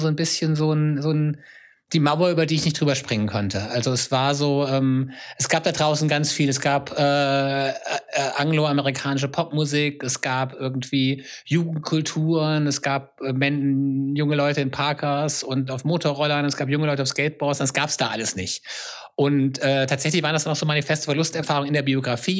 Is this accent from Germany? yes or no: yes; Germany; now in Berlin, Germany; Ich bin auf dem Land groß geworden und so ein bisschen, oder eigentlich in der klassischen ähm, DDR, äh, BRD